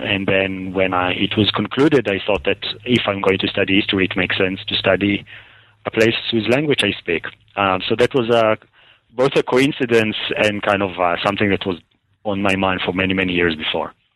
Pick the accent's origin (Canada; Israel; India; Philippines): Israel; I was born and raised in Israel, um, and I went to school in Jerusalem